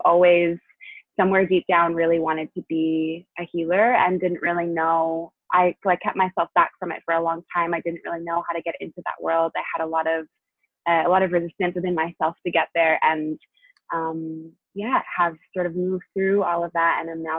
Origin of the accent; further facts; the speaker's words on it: New Hampshire, United States; also born or lived in Tennessee / Chicago; now in Los Angeles, United States; And I grew up half in New Hampshire, half in Tennessee, and went to college in Chicago and now live in LA.